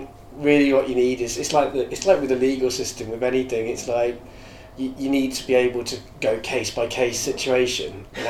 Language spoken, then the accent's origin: English; England, United Kingdom; As an English person